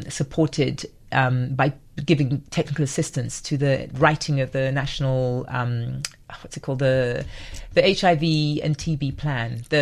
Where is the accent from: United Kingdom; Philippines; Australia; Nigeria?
Nigeria; my heart, I'm Nigerian